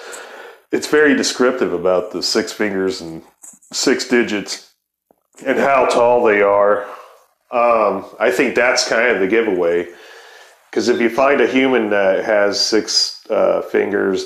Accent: Ohio, United States; I'm from Ohio

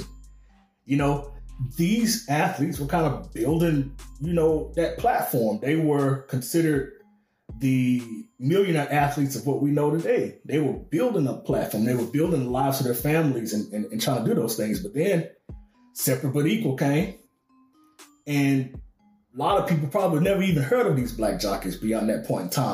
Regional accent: Arkansas, United States; I grew up in the South, grew up in Arkansas

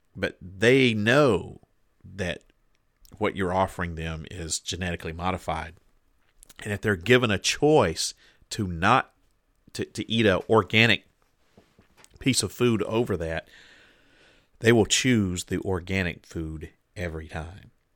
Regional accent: Deep South, United States; moved away; now I'm from the Deep South. And when, when I was growing up, there was a lot of kudzu in my neck of the woods.

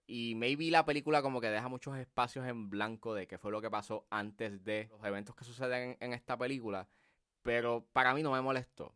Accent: Puerto Rico; accent: Puerto Rican; nuestro acento

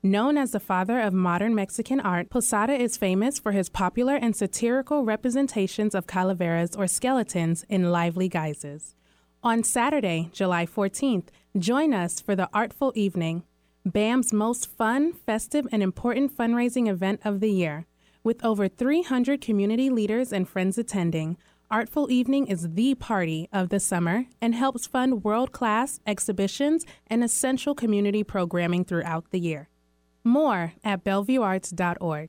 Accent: India; moved away; I'm from India

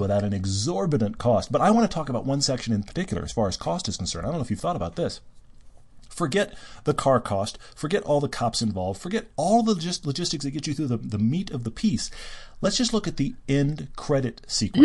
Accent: Houston, Texas, United States; moved away; I grew up in Houston. I went to, all the way through high school there when I wasn't living overseas.

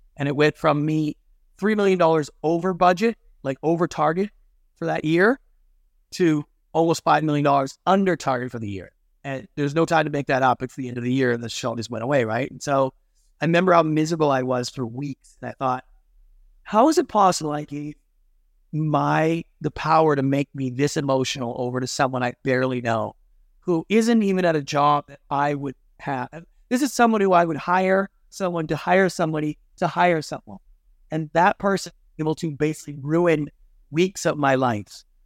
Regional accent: Canada; moved away as an adult; now in Los Angeles, United States; I'm Canadian by birth

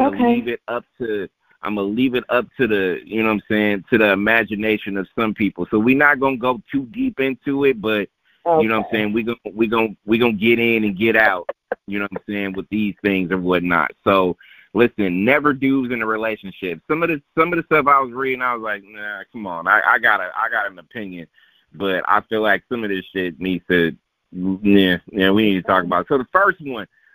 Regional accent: Oakland, California, United States; I'm from Oakland, born and raised in Oakland

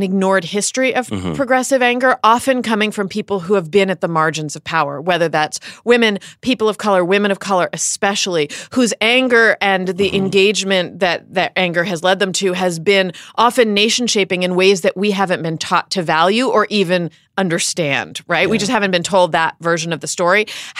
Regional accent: Pennsylvania, United States; So I remember, I grew up in Pennsylvania, which was governed when I was a kid by a Democratic governor named Bob Casey

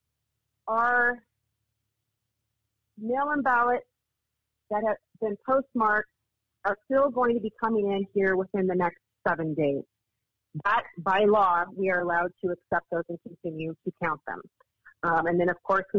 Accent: Nevada, United States; I'm from Nevada

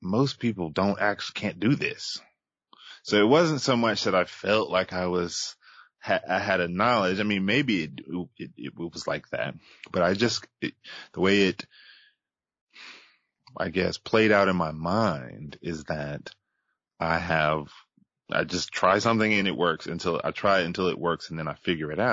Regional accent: Charlotte, North Carolina, United States; born and raised in Charlotte, North Carolina

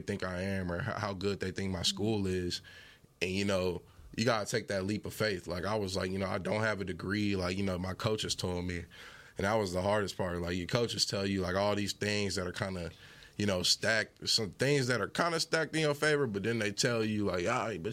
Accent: Fort Worth, Texas, United States; I grew up in Fort Worth, went to North Crowley

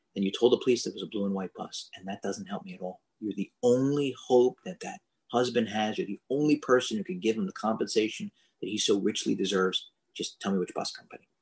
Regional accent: Philadelphia, Pennsylvania, United States; I'm from Philadelphia

